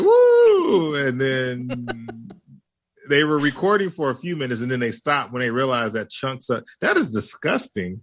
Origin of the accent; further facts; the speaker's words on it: Hawaii, United States; I am Hawaiian